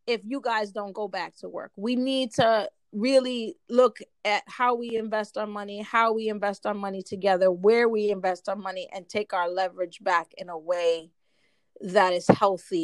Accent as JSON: {"language": "English", "region": "New York", "country": "United States", "said": "I'm from New York"}